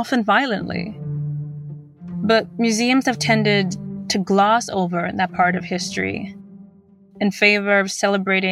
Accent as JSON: {"language": "English", "country": "Zimbabwe", "said": "I'm from Zimbabwe"}